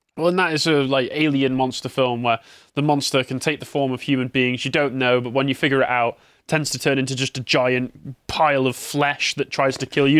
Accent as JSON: {"language": "English", "region": "England", "country": "United Kingdom", "said": "as an Englishman"}